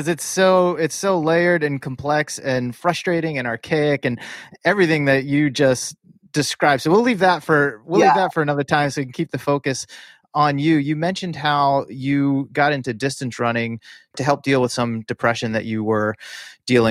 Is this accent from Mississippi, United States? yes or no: no; Massachusetts, United States; I grew up in Massachusetts